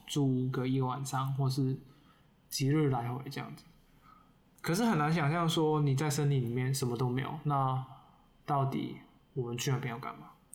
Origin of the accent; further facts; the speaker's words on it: Guangdong, China; now in Taipei, Taiwan; 我作为广东人